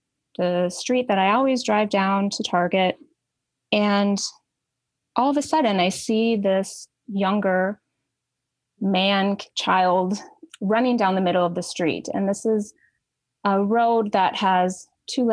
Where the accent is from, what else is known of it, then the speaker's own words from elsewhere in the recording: central Minnesota, United States; I grew up in Minnesota, very small town in central Minnesota, had that quote unquote normal childhood in rural America